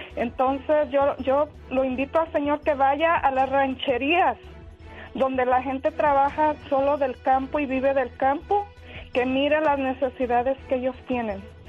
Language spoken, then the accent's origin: Spanish; Tecolotlán, Jalisco, Mexico; now in Cameron Park, United States; yo soy de Jalisco, de un pueblo que se llama Tecolotlán